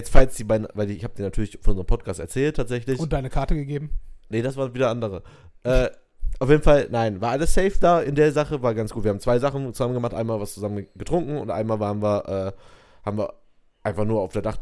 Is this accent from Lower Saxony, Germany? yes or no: no; Essen, North Rhine-Westphalia, Germany; now in Cologne, Germany; Ja, wohnen in Köln, kommen eigentlich aus Essen.